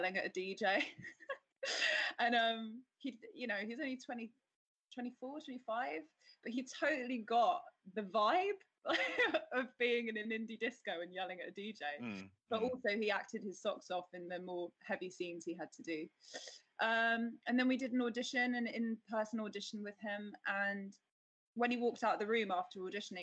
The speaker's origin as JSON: {"language": "English", "town": "Trowbridge", "region": "South West England", "country": "United Kingdom", "tie": "born or raised there", "moved": "yes", "lives_now": "London, United Kingdom", "said": "I was born in the West Country in a little village called, well, it's not a village, it's a little town called Trowbridge"}